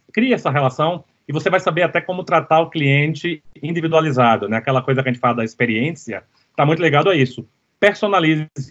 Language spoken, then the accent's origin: Portuguese; Recife, Pernambuco, Brazil; eu cresci em Recife